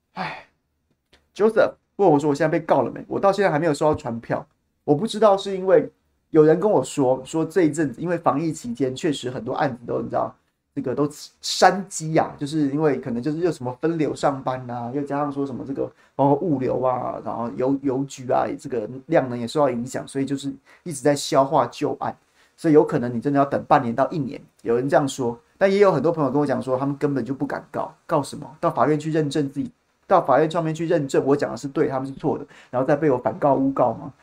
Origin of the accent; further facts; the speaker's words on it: Taiwan; 我们，台湾人民